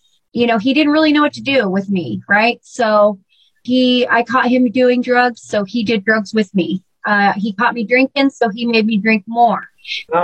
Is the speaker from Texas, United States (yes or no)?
no; Burlington, Washington, United States; And I was raised in Burlington, Washington, and I was there from third grade through high school.